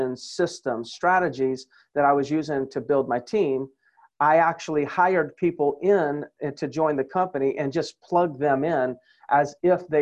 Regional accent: Myrtle Beach, South Carolina, United States; my hometown and where I spend just about every day is in Myrtle Beach, South Carolina

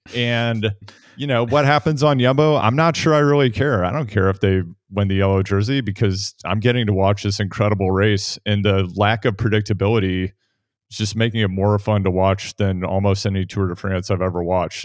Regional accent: Midwest, United States; Spencer and I grew up in the Midwest

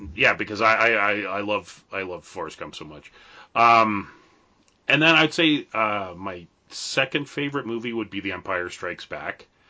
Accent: Canada; being a Canadian

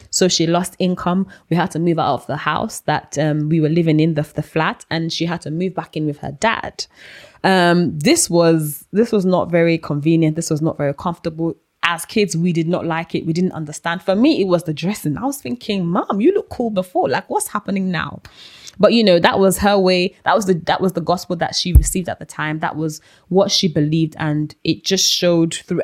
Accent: Nigeria; now in United Kingdom; I grew up in Nigeria

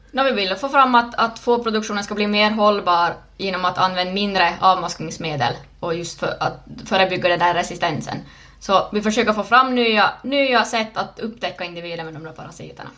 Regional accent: Närpes, Ostrobothnia, Finland; also born or lived in Ilmajoki; född i Plydax, Närpes

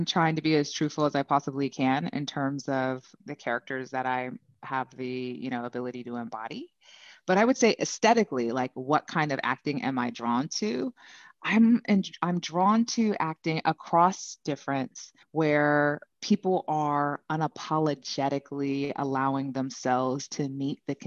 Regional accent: California, United States; born and raised in California, so repping Cali hard

